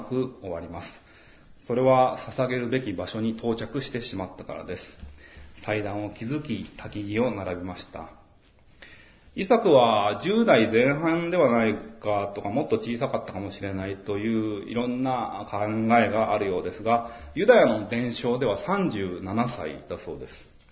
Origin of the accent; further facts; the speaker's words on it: Maebashi, Gunma, Japan; now in Tokyo, Japan; 前橋って盆地ですごく暑くなりやすくって